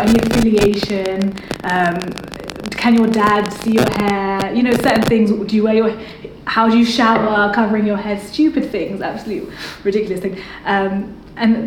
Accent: London, United Kingdom; growing up in London

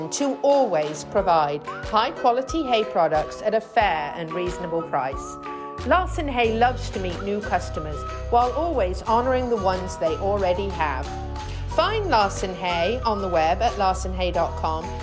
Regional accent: United Kingdom; moved away; I'm a Brit

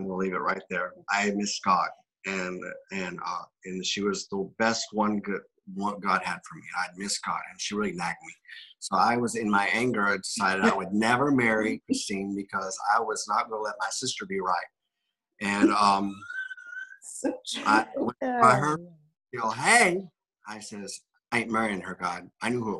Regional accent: South Florida, United States; We're both from South Florida

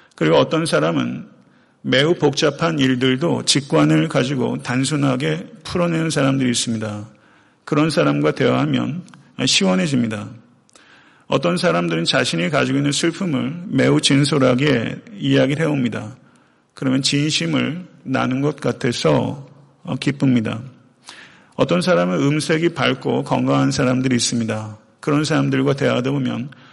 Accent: Chungcheong, South Korea; now in Atlanta, United States; 제가 원래 고향이 충청도인데요

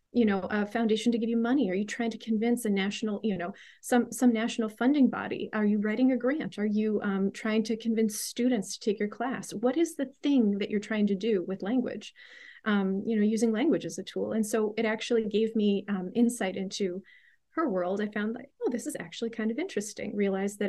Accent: Pittsburgh, Pennsylvania, United States; where I grew up in the Pittsburgh, Pennsylvania area

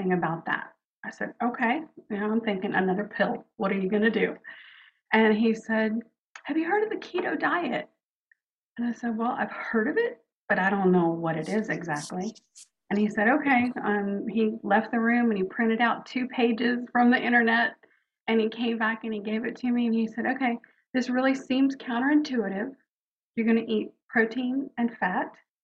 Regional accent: New Orleans, Louisiana, United States; moved away; also born or lived in Houston; I was born in New Orleans and youngest of four girls

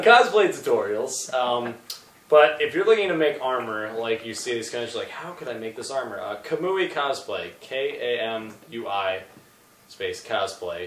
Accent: New York, United States; I'm from New York

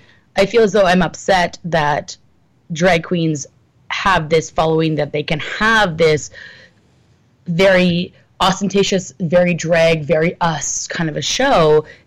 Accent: Collingwood, Ontario, Canada; moved away; also born or lived in Toronto; I'm at 8 to 10 from my hometown. Big city. So Collingwood, Ontario

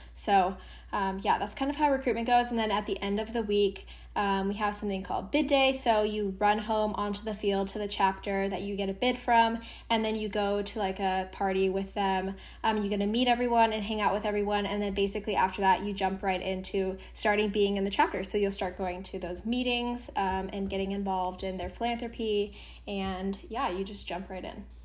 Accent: Seattle, Washington, United States; moved away as an adult; I am originally from Seattle, Washington

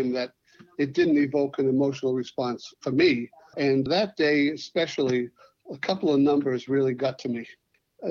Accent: United States; I do feel very strongly that I'm an American, but I'm an Armenian American

